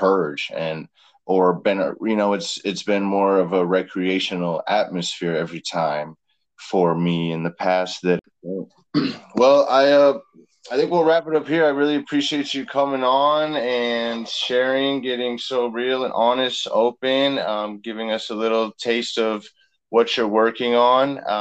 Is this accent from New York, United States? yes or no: no; Las Vegas, Nevada, United States; growing up in Las Vegas